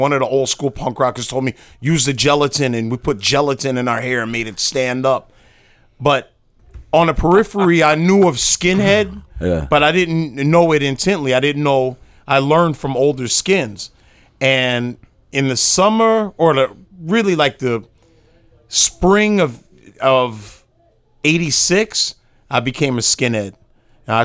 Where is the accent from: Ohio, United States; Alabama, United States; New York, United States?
New York, United States; New York City; I'm from Brooklyn, New York.